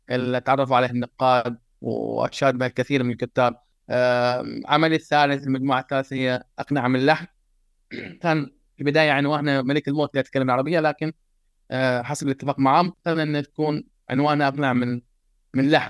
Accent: Tarut, Eastern Province, Saudi Arabia; born there; … إنسان من المملكة العربية السعودية آه عربي آه من مواليد جزيرة تاروت آه شرق المملكة العربية السعودية

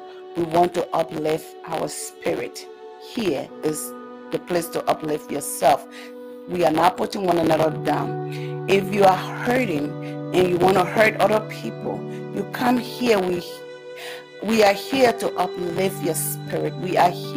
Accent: Liberia; moved away; I am from West Africa, Liberia, to be precise. I came to this country as a refugee. And this is the place that I have been for almost 19 years.

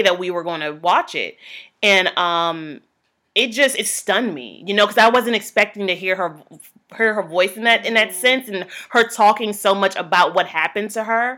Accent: Virginia, United States; Growing up in Virginia

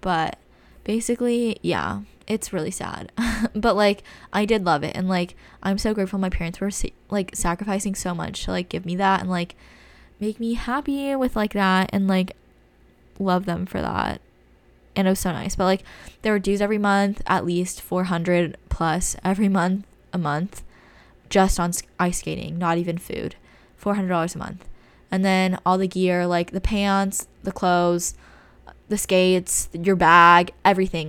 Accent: California, United States; we're from California

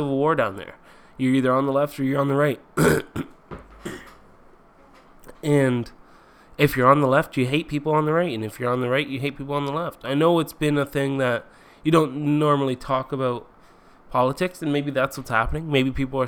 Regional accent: Canada; I'm Canadian

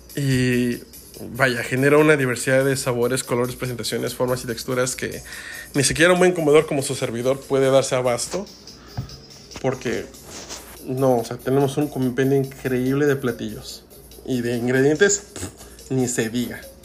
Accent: Mexico; nuestro país

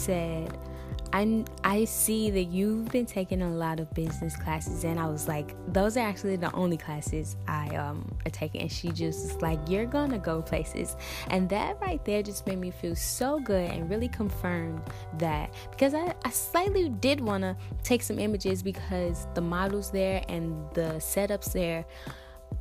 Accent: St. Louis, Missouri, United States; St. Louis, which happens to be my hometown

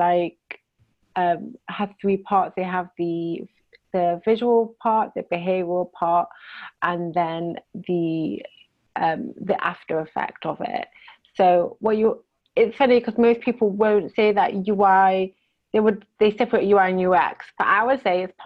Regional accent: Manchester, North West England, United Kingdom; moved away as an adult; now in Israel; I'm originally from the UK, from Manchester

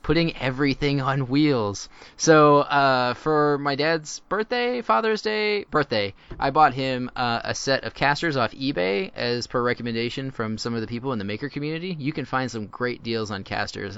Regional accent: Houston, Texas, United States; I grew up in, uh, suburbia of Houston and, uh, out of Cyprus.

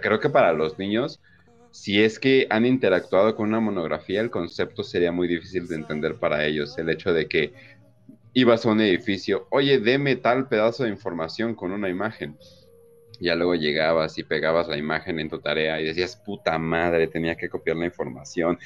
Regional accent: Mexico; como mexicano

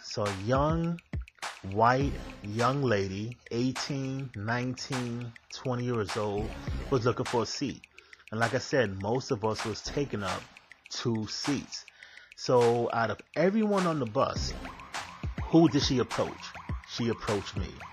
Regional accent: New York City, New York, United States; As a kid, I was growing up in Manhattan

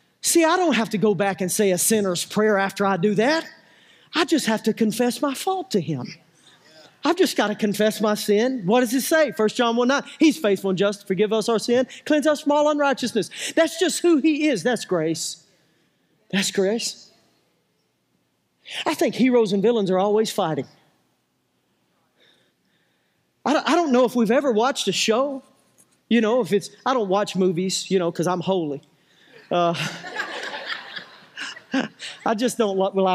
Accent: United States; I'm from Dixon County

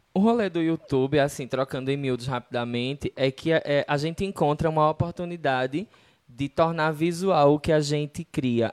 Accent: Northeast Region, Brazil; de onde a gente vem, né, do Nordeste

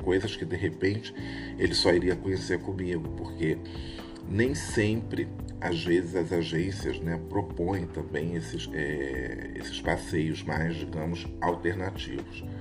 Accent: Rio de Janeiro, Brazil; eu sou do Rio de Janeiro

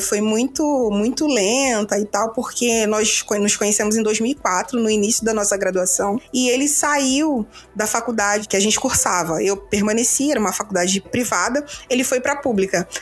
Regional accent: Rio de Janeiro, Brazil; sou do Rio

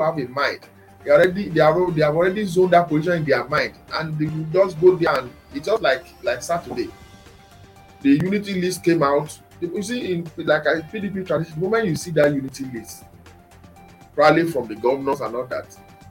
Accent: Ekiti, Nigeria; I am from Ekiti State

